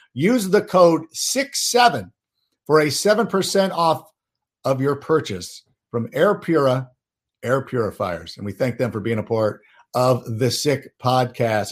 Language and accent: English; California, United States; also born or lived in Schaumburg, Illinois; I was the only one of my family members that got to grow up in California